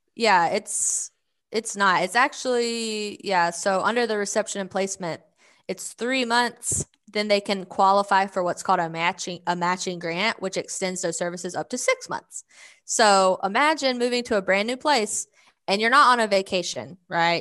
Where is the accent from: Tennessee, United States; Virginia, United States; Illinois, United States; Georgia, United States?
Georgia, United States; accent: Southern; first language English; moved away as an adult; also born or lived in Philadelphia; now in Arkansas, United States; I grew up in Georgia and then I moved to Philadelphia